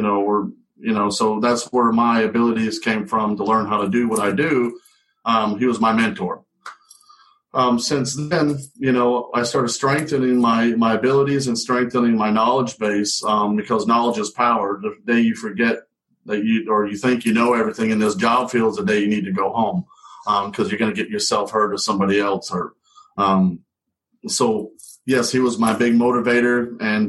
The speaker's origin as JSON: {"language": "English", "region": "New England", "country": "United States", "tie": "born or raised there", "moved": "yes", "said": "I grew up in New England"}